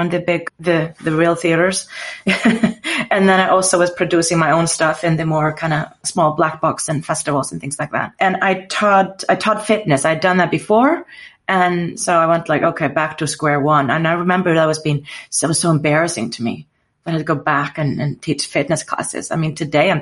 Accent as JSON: {"language": "English", "country": "Iceland", "also_born_or_lived": "United States", "moved": "as an adult", "said": "I'm from Iceland. I lived there and I didn't really want to go to the school there"}